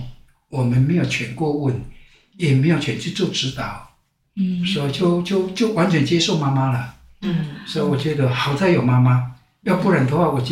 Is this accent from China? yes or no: no; Taitung County, Taiwan; 我从台东走出来的，